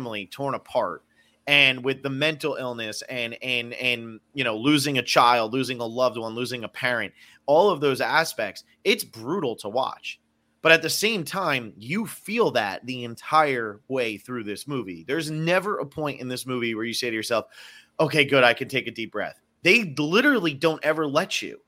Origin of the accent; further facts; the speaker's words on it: New Jersey, United States; moved away; also born or lived in Miami / Los Angeles; I'm from New Jersey. I've lived in Miami. I've lived